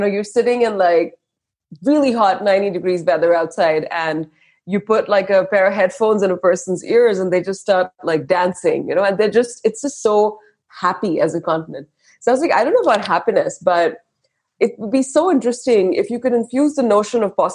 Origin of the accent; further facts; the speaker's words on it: India; moved away as an adult; now in Bangalore, India; I grew up in India and I lived and worked abroad across four continents